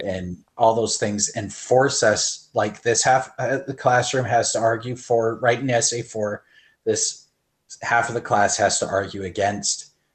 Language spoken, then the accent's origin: English; Canada; as a Canadian